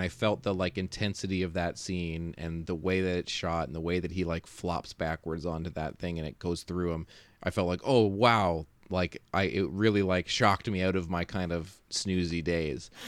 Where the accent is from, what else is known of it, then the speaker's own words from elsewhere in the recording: Canada; as a Canadian